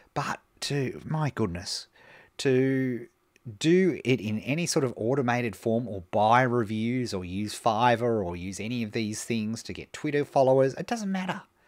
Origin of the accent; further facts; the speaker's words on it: Melbourne, Victoria, Australia; here in my hometown of Melbourne